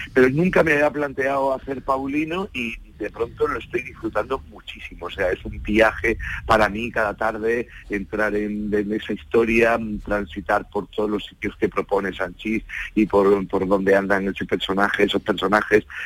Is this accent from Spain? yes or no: yes; Málaga, Andalusia, Spain; Málaga, es mi tierra